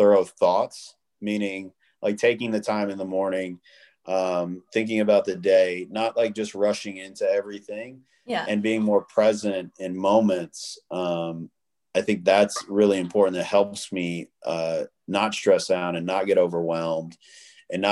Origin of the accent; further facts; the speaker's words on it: Memphis, Tennessee, United States; moved away as an adult; also born or lived in Western Kentucky / Los Angeles; now in Las Vegas, United States; I grew up super poor and you know, in a really weird, you know, area of Kentucky, and then I grew up in South Memphis